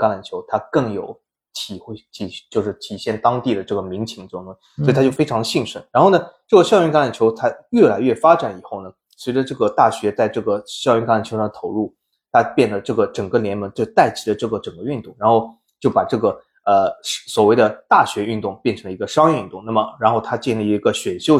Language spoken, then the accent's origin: Chinese; Shanghai, China; 作为上海人，我也不知道有个叫什么嘉定汇龙是吧？